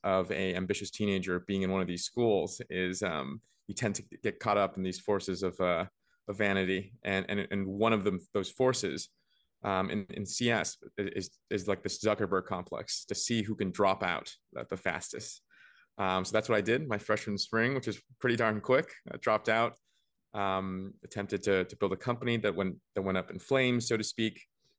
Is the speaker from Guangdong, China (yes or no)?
no; Beijing, China; also born or lived in Vancouver; I was born and raised between Beijing. Well, I was born only in Beijing, but I was raised between Beijing and Vancouver.